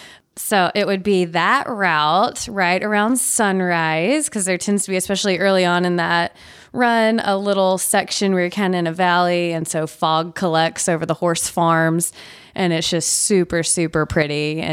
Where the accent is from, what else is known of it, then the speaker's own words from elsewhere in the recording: Nashville, Tennessee, United States; Born and raised. Lived one of the few these days.